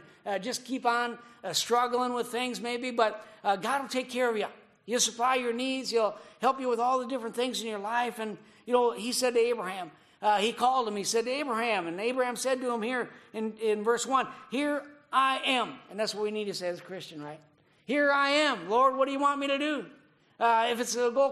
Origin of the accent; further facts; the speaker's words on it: Minnesota, United States; moved away as an adult; now in Japan; growing up in Minnesota